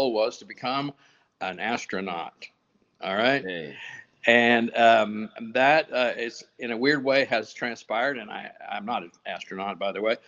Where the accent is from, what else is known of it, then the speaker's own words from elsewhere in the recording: West Texas, United States; I grew up on ranches and farms out in the oil fields of Deep West Texas